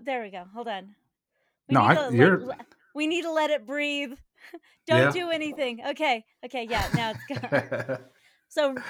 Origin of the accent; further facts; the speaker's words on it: Denver, Colorado, United States; Denver, Colorado. Okay. Let's see. Yeah. I currently live in the house that I grew up